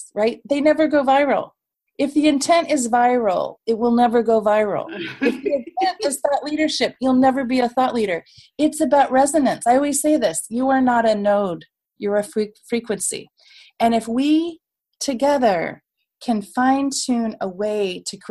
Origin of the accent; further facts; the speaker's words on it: United States; as an American